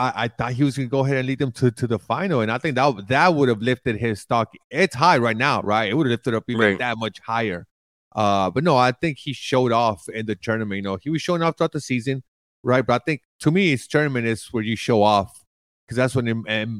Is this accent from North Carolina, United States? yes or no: no; Houston, Texas, United States; in my hometown, the Houston Rockets